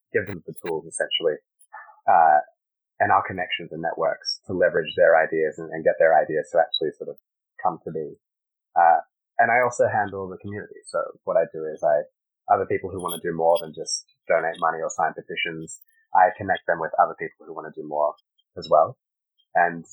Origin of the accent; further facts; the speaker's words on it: Sydney, New South Wales, Australia; also born or lived in Caracas, Venezuela; my parents moved to Australia in 1992. So I grew up in Sydney